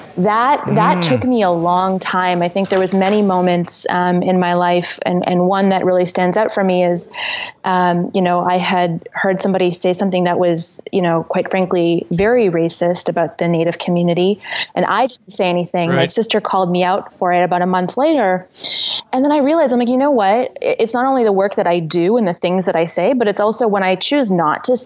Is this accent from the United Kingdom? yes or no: no; northern Saskatchewan, Canada; growing up in Saskatchewan